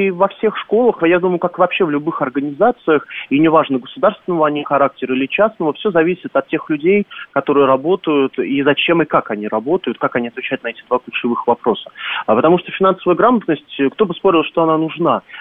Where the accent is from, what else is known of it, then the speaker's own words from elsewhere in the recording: Moscow, Russia; И я как э, москвич, то есть очень зрения, что там родился, мне, конечно, грустно было это слушать